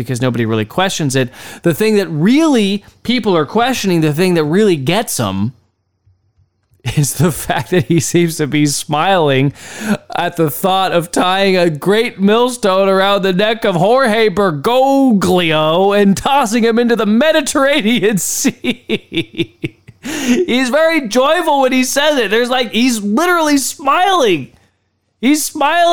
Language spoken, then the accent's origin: English; Texas, United States; I'm from Texas.